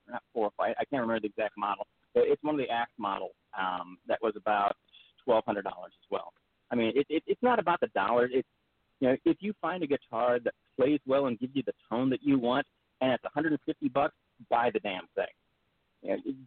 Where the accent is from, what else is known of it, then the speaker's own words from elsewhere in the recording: Devils Lake, North Dakota, United States; moved away; also born or lived in Grand Forks, North Dakota; I grew up in North Dakota, actually. I went to high school in Devil's Lake.